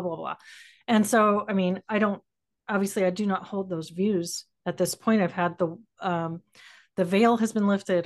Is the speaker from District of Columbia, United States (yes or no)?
no; San Antonio, Texas, United States; I grew up in, uh, South Central Texas